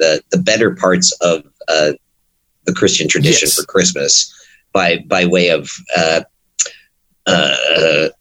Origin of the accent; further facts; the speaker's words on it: New Jersey, United States; Growing up in Jersey